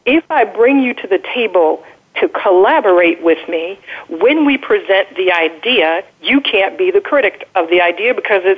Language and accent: English; United States; I'm the American